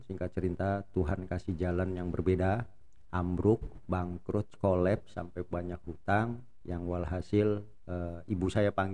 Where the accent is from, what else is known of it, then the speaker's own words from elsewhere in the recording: Matraman, Jakarta, Indonesia; saya asli Matraman, Arab Betawi.